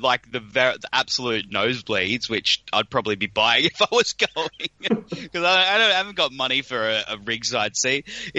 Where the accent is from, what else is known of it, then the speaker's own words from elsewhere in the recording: Australia; accent: broad Australian; my broad Australian accent. I've been told it's classified as broad.